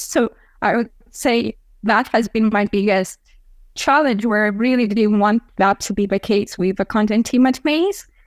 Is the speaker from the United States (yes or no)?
no; Chisinau, Moldova; here in my my hometown of Chisinau, Moldova